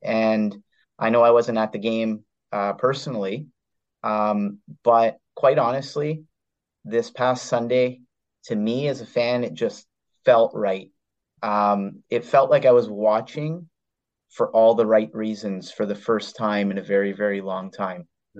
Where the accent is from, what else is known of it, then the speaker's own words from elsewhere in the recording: Canada; when I was a fan growing up in Canada, as a 8, 9-year-old